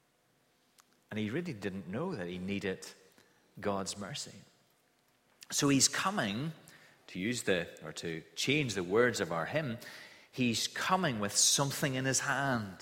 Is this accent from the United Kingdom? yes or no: yes; Kilkeel, Northern Ireland, United Kingdom; the house that I grew up in Kilkeeler, in the countryside outside Kilkeeler.